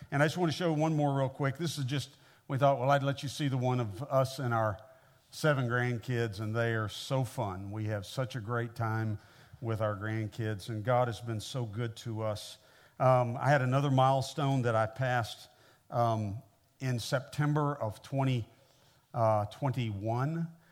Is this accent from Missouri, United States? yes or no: yes; Kansas City, Missouri, United States; moved away as an adult; now in Mississippi, United States; I grew up in the Midwest. I grew up in Kansas City, uh, Missouri